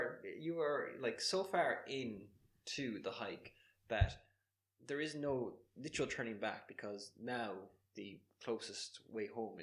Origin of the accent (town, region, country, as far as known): Ireland